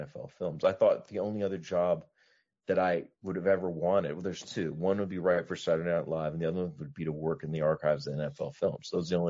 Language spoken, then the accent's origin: English; Tennessee, United States; moved away; also born or lived in London; my family and growing up in Tennessee.